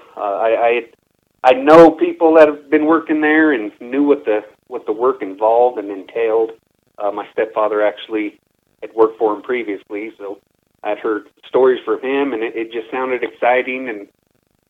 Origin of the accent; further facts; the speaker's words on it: Silverton, Colorado, United States; I was born and raised in Silverton